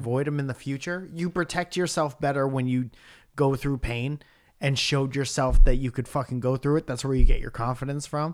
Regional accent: near Bridgeport, Connecticut, United States; moved away; my hometown in Bridgeport, Connecticut

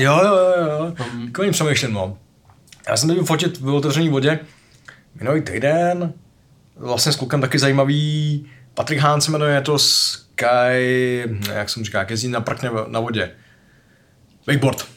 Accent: Czechia; já jsem tady z Čech

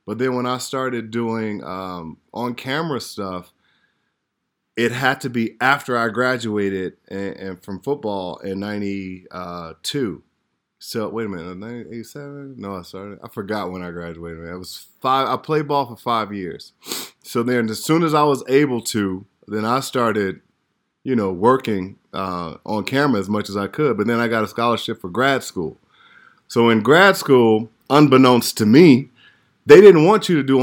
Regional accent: Chicago, Illinois, United States; moved away as an adult; also born or lived in Atlanta; I'm from Chicago

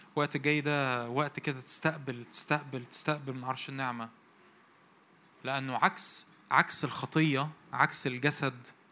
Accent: Egypt; also born or lived in Cairo; احنا مصريين ف وعايشين في القاهره

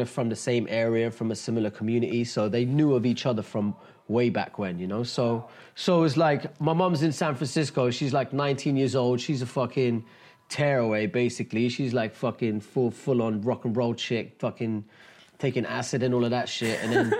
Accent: India; also born or lived in Dubai; I'm Indian. I was born in Dubai.

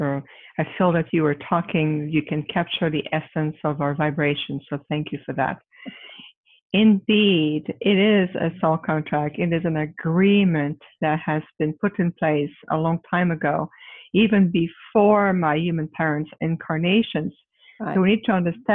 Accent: Quebec, Canada; moved away as an adult; now in Phoenix, United States; I'm originally from Quebec, Canada, but I reside in Phoenix, Arizona

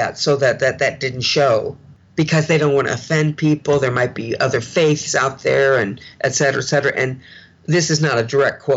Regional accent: St. Louis, Missouri, United States; I'm from St. Louis

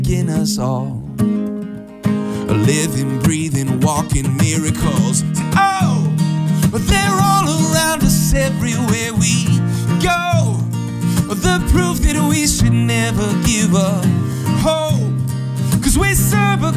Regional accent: Chicago, Illinois, United States; I grew up in the Chicago suburbs

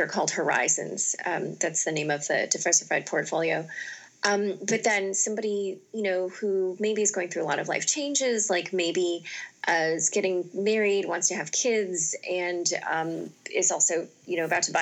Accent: Northeast Ohio, United States; moved away as an adult; also born or lived in Youngstown, Ohio / Cleveland area, Ohio / Stanford, California; I grew up in Northeast Ohio

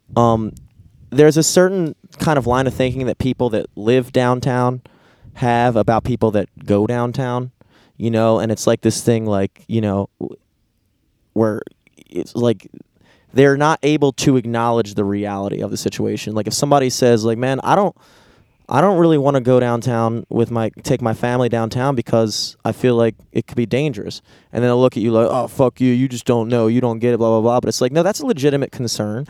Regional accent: United States; growing up in America

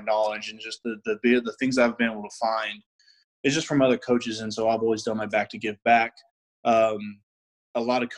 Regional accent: San Antonio, Texas, United States; also born or lived in Colorado Springs, Colorado; I'm from San Antonio, Texas. Was born and raised in San Antonio

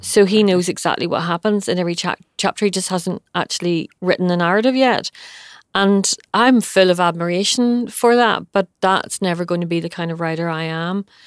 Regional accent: Bangor, Northern Ireland, United Kingdom; born or raised there

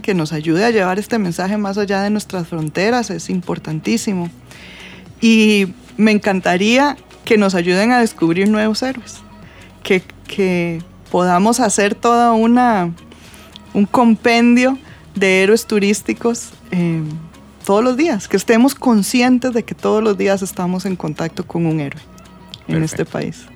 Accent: Costa Rica; nosotros como costarricenses

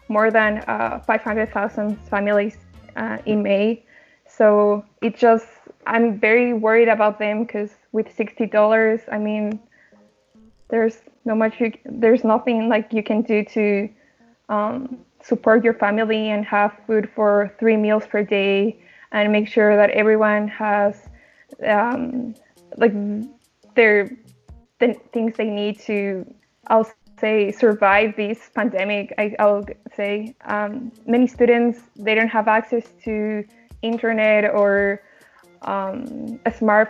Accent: Quito, Pichincha, Ecuador; now in Canada; I'm from Quito

